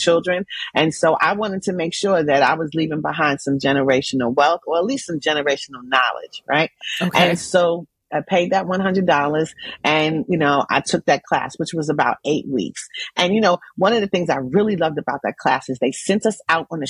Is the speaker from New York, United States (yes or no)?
yes; New York City, New York, United States; I'm from Jamaica, Queens, New York